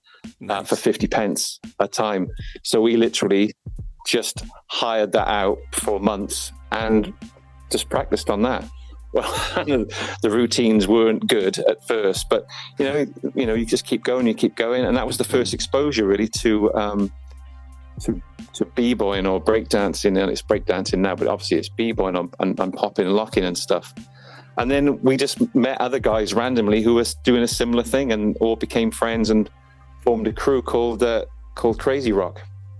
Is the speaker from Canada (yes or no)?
no; Folkestone, South East England, United Kingdom; born there; I was I was born in Folkestone in Kent, and my dad was in the army